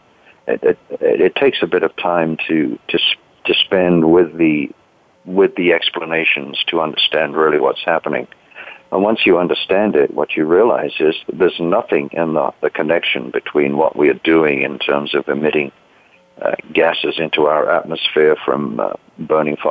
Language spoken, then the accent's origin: English; United Kingdom; moved away; I grew up in Britain. You might be able to tell that from my accent